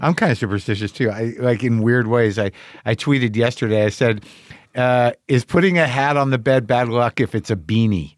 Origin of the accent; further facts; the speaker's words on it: New Mexico, United States; moved away; I grew up in New Mexico